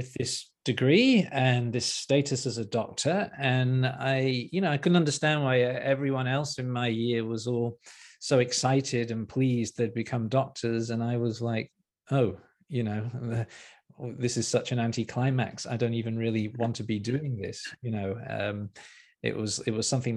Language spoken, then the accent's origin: English; Liverpool, North West England, United Kingdom; moved away as an adult; also born or lived in Newcastle upon Tyne; I grew up in Liverpool in the UK.